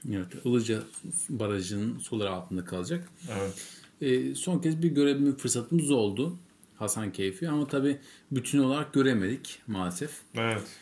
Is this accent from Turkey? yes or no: yes; İzmir, Turkey; Onunla Batman'a kadar 27 saatlik bir yolculuk yaptık Ankara'dan. Tabii biz İzmirliyiz. İzmir'den de Ankara'ya otobüsle gittik.